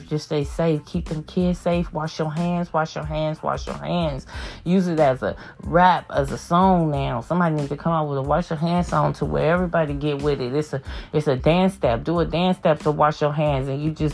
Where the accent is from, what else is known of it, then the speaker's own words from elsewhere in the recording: California, United States; I'm a Californian